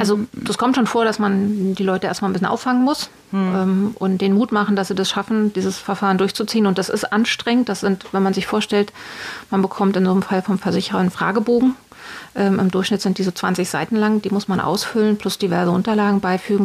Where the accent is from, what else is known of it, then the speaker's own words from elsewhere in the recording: Berlin, Germany; ich bin ähm, aus Berlin geboren